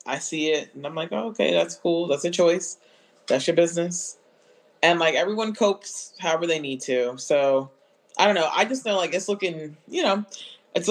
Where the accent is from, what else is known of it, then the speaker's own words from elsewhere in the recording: United States; my whole family, as far back as I can remember, was born in the United States. So, like, I'm not Caribbean or anything like